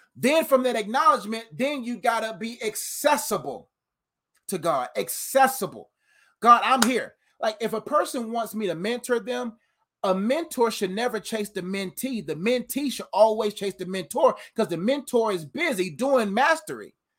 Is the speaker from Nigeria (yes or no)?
yes; Nigeria; I'm Nigerian